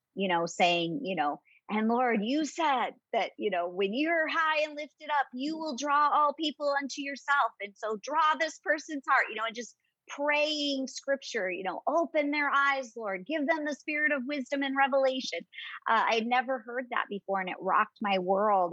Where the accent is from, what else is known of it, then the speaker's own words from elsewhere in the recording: Southern California, United States; moved away as an adult; also born or lived in Michigan / North Carolina; now in Phoenix, United States; I am originally from Southern California